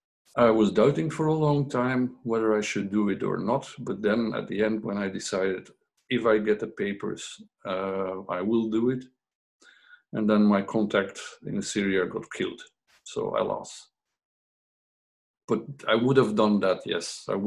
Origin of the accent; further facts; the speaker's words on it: Belgium; But then if we go to Morocco, they see us as Belgians, where we also don't fit in because we grew up in Belgium.